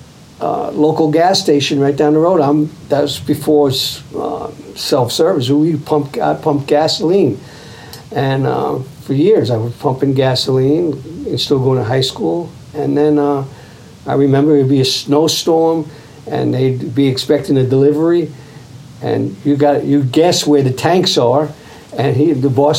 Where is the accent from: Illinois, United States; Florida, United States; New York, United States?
New York, United States; Long Island; also born or lived in Bronx, New York; I was born in the Bronx, but we were raised up in Long Island.